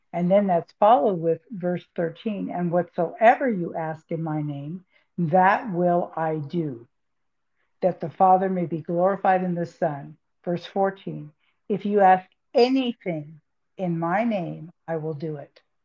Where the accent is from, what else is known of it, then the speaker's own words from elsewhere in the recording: California, United States; I'm from California